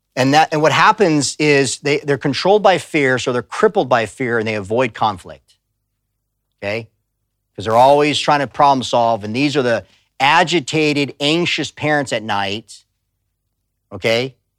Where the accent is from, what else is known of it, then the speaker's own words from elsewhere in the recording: Tucson, Arizona, United States; I grew up on the border. I grew up in Tucson, Arizona